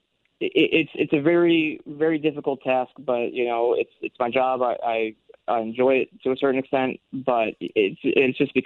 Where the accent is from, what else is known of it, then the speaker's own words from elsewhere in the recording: Illinois, United States; I'm actually from the Illinois area